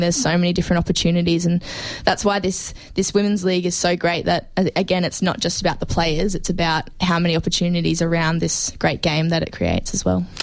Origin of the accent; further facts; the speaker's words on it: Brisbane, Queensland, Australia; now in Melbourne, Australia; I came from Queensland, and it's obviously a, a non-football traditional state